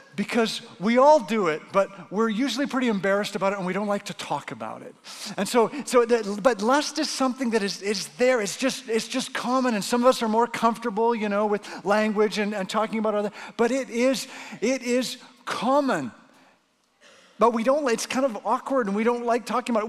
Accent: Canada; now in Arizona, United States; as a Canadian

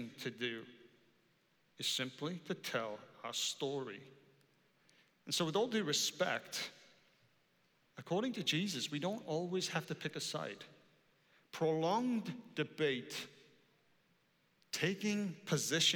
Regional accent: Wales, United Kingdom; I am Welsh

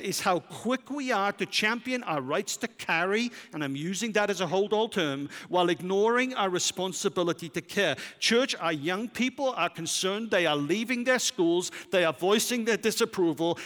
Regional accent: Wales, United Kingdom; moved away as an adult; now in United States; as a Welshman

